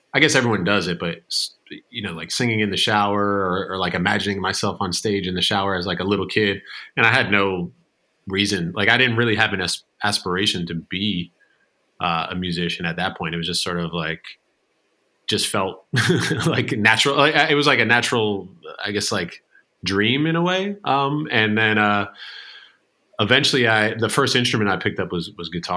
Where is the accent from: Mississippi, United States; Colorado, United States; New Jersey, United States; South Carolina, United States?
New Jersey, United States; also born or lived in Manhattan, New York; Born and raised in New Jersey